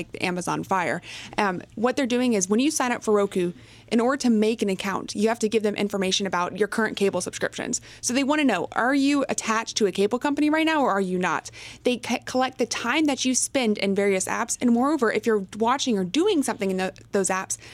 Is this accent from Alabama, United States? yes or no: no; Texas, United States; I'm from Texas